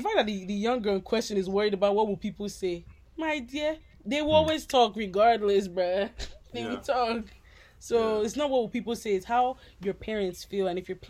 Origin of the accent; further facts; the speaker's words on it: United States; No, I'm American